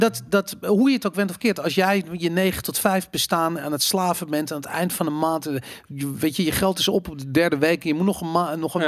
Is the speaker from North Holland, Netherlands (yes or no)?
yes; Amsterdam, North Holland, Netherlands; ik ben opgegroeid in Amsterdam in de jaren 80